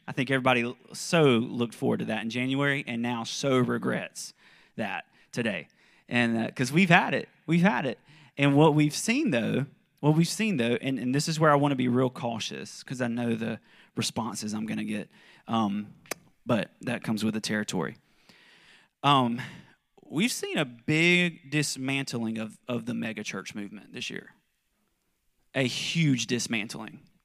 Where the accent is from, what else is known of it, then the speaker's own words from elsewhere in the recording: South Carolina, United States; moved away as an adult; also born or lived in Kentucky; I'm from South Carolina, but, um, we lived in Kentucky for about ten years